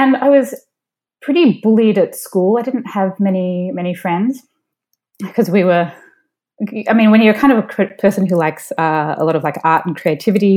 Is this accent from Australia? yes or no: yes; Melbourne, Victoria, Australia; moved away as an adult; also born or lived in Sydney, Australia / Silicon Valley / New Jersey; now in San Francisco, United States; I grew up in Melbourne, Australia